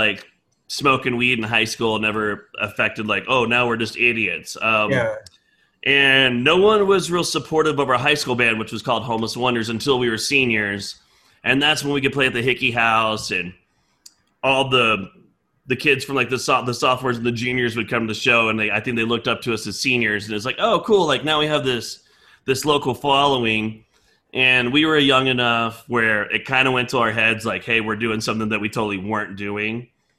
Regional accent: Chicago, Illinois, United States; as far as I grew up in Chicago. I know

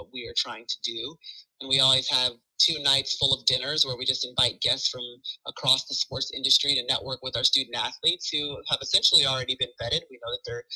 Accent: Alpharetta, Georgia, United States; moved away as an adult; I grew up in Alpharetta, you know, an hour away from Athens

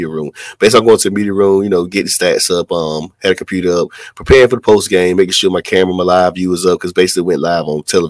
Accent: Tarboro, North Carolina, United States; my hometown, Tarboro, North Carolina, which I dearly love Tarboro a whole lot.

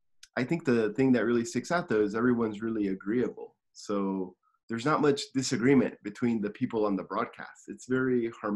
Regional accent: Simi Valley, California, United States; now in Tokyo, Japan; I'm from Simi Valley, California, and I'm living in Tokyo, Japan.

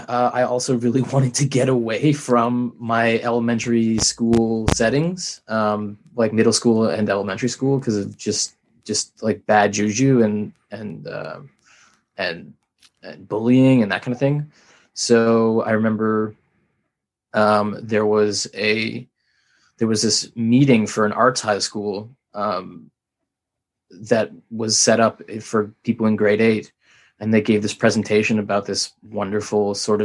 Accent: Ottawa, Ontario, Canada; moved away as an adult; also born or lived in Montreal / British Columbia / Canterbury / United Kingdom; I'm from Ottawa

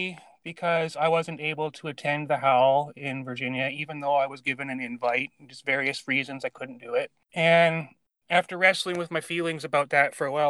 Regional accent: Canada; also born or lived in Vancouver Island, British Columbia; I am Canadian. I live in British Columbia, the western part, on Vancouver Island.

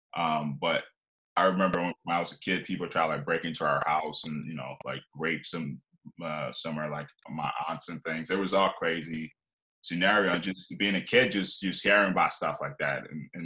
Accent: Liberia; moved away; also born or lived in Philadelphia, Pennsylvania / Scranton, Pennsylvania; I grew up in West Africa in Liberia

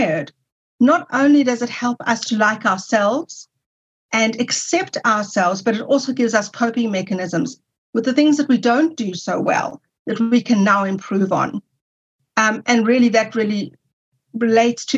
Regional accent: South Africa; I'm from South Africa, when I returned to South Africa, I was able to go to university

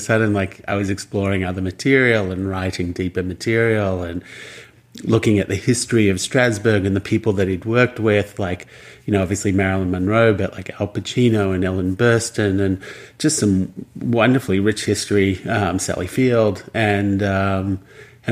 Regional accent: Australia; moved away as an adult; also born or lived in New York; as an Australian

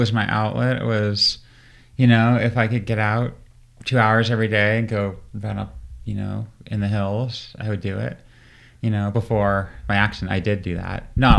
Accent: Portland, Maine, United States; In Maine, near Portland, Maine.

